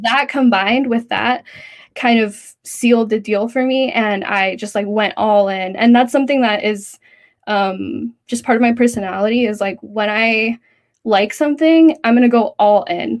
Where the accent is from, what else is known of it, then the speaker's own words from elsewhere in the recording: Central Valley, California, United States; I grew up in the Central Valley of California.